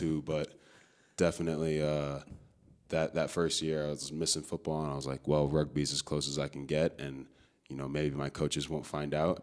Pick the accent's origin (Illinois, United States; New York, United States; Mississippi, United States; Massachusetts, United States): Illinois, United States; Chicago; moved away as an adult; also born or lived in Amherst; I'm from Chicago, Illinois. Uh, grew up playing football and lacrosse out there